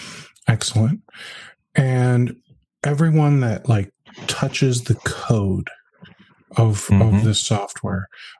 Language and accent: English; United States; I'm American